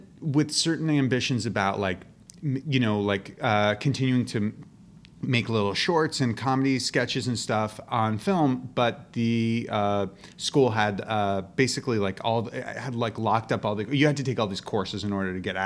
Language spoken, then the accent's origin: English; New York City, New York, United States; I grew up in New York City